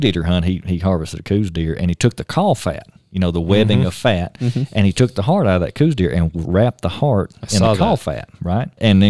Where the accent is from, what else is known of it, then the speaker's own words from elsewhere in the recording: the South, United States; I'm from the South. You know, we eat anything.